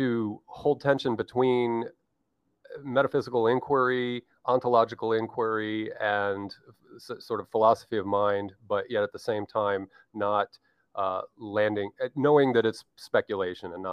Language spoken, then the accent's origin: English; United States; being the American that I am